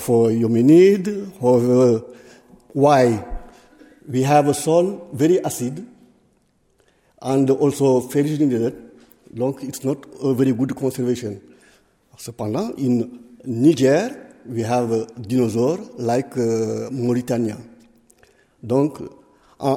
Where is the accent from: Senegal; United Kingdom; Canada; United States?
Senegal; English is a second language; I come from Senegal, and completely in West